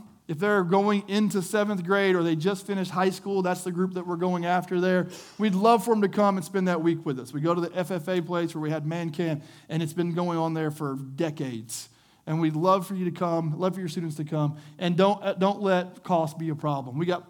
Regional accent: the South, United States; We grew up in the South. You're in the Bible Belt.

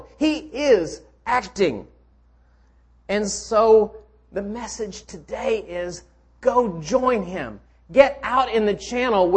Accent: Chattanooga, Tennessee, United States; I grew up on the Tennessee River in Chattanooga

